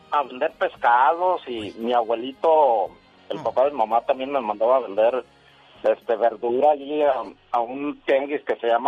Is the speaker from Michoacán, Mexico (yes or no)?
yes; Michoacán, Mexico; now in Tijuana, Mexico; en Tijuana ahorita, pero soy de Michoacán.